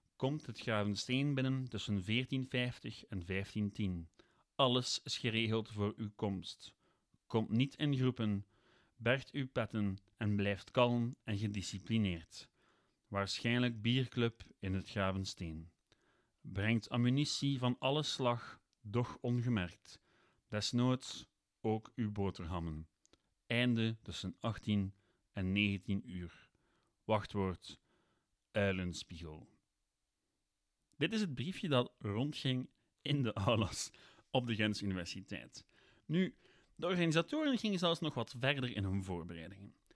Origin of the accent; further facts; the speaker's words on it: Ghent, Flanders, Belgium; ik ben van Gent, ik heb in Gent gestudeerd.